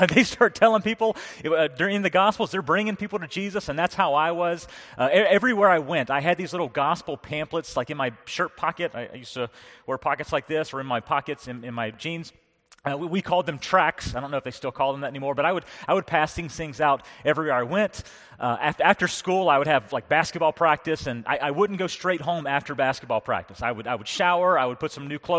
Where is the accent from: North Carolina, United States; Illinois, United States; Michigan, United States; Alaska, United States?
North Carolina, United States; now in Pennsylvania, United States; I was raised in North Carolina.